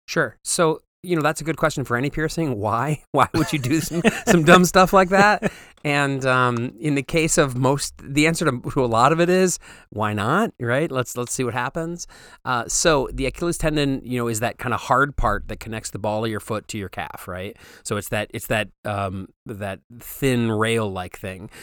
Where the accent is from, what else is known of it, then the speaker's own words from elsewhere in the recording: Waterford, Michigan, United States; also born or lived in Pontiac, Michigan; I'm from Pontiac, Michigan, um, although I grew up in Waterford